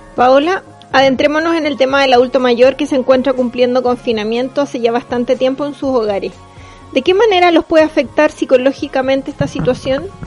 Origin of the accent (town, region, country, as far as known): Chile